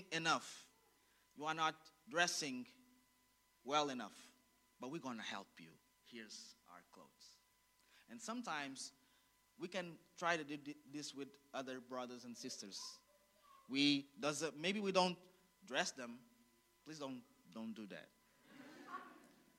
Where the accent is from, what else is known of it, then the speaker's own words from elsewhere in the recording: Angola; I was born in Angola